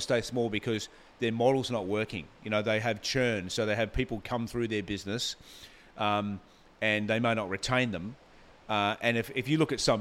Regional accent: Gold Coast, Queensland, Australia; also born or lived in Brisbane; I grew up on the Gold Coast. I went to primary school here.

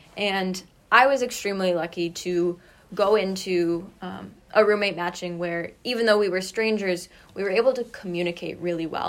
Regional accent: Kalamazoo, Michigan, United States; also born or lived in Rochester; I am originally from Kalamazoo

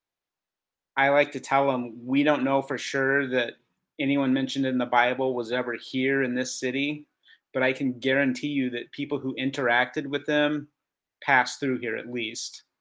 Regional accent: St. Louis, Missouri, United States; moved away as an adult; also born or lived in California; now in Bulgaria; I grew up in St. Louis, lifelong St. Louis person, other than 1 year in California

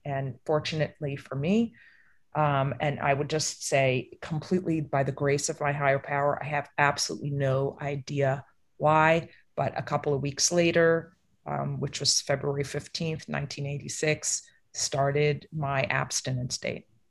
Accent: East Coast, United States; I grew up on the East Coast

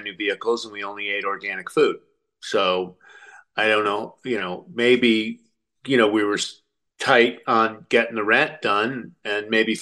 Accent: United States; I'm an American

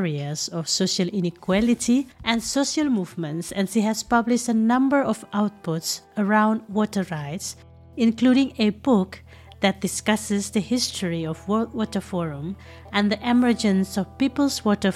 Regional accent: Jakarta, Indonesia; I was born in Jakarta, I studied architecture in an urban setting

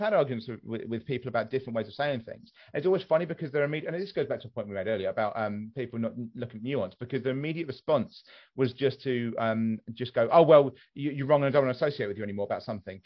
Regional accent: West Sussex, South East England, United Kingdom; my mother is from West Sussex, and I was born in West Sussex.

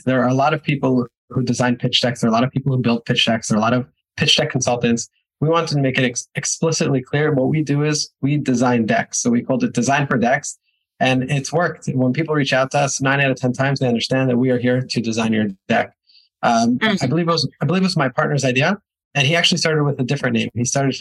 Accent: New York, United States; moved away as an adult; also born or lived in Israel; now in Budapest, Hungary; I am originally from New York. At 18 years old, I moved to Israel, spent a little over a decade there

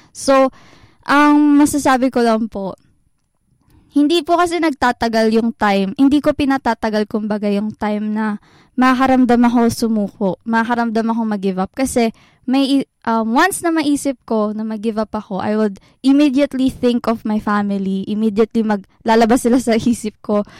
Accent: Central Luzon, Philippines; moved away as an adult; now in Manila, Philippines; taga Bulacan ako. Nandito ako ngayon sa Manila

